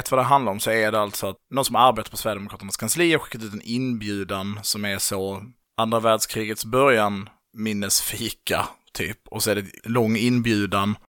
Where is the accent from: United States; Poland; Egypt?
Poland; Och sen så är jag så här bara, men jag är ju polack.